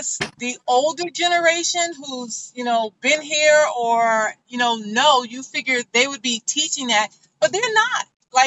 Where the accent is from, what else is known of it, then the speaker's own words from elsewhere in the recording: New York City, New York, United States; growing up in New York, all right, you guys know, like either we're on the train system or the buses